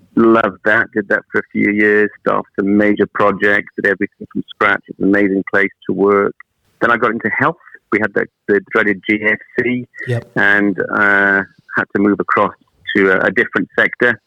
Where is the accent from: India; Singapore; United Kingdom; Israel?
United Kingdom; Wales; also born or lived in Manchester; now in New Zealand; I'm actually from Wales originally